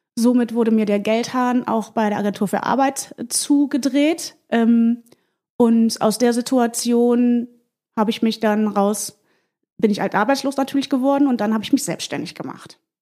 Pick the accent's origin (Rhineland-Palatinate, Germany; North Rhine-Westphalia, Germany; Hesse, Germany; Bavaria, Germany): North Rhine-Westphalia, Germany; Mönchengladbach; moved away as an adult; now in Hamburg, Germany; bin aus der Provinz äh, in Mönchengladbach aufgewachsen